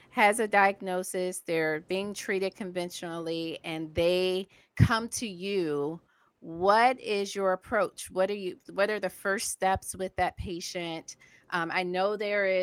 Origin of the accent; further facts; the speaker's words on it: Savannah, Georgia, United States; I'm from Savannah, Georgia, and there aren't that many naturopathic physicians around in in the area where I grew up.